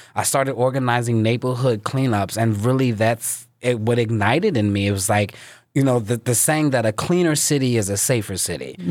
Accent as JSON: {"language": "English", "town": "Philadelphia", "region": "Pennsylvania", "country": "United States", "tie": "born or raised there", "said": "I was born and raised in North Philadelphia by Temple's campus"}